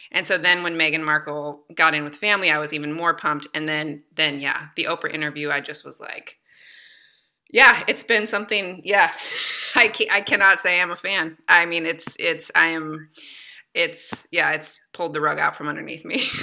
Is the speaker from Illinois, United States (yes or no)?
no; Michigan, United States; moved away as an adult; now in France; I grew up in Michigan